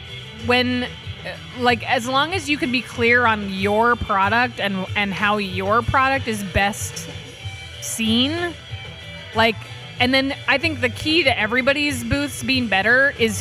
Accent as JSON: {"language": "English", "town": "Austin", "region": "Texas", "country": "United States", "said": "because I'm from Austin, Texas, and I've like saturated the market there"}